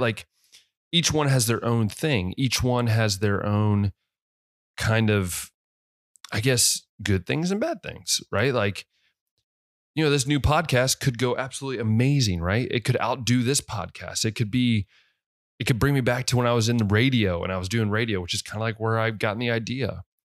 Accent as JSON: {"language": "English", "town": "West Liberty", "country": "United States", "tie": "born or raised there", "moved": "yes", "said": "I grew up in West Liberty"}